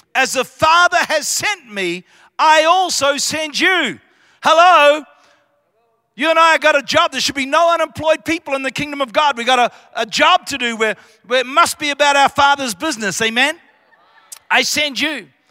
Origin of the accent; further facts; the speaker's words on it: New Zealand; accent: Kiwi; I come from Royal New, Roy-, Royal New Zealand. I was brought up on a farm, small town of three thousand people